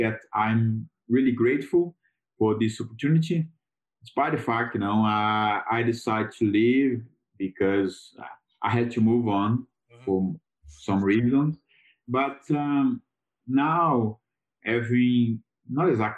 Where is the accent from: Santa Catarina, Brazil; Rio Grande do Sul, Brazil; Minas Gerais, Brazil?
Minas Gerais, Brazil; Lagoa da Prata; English is a second language; moved away as an adult; also born or lived in United Kingdom; the hotel business in my hometown, Lagoa Prata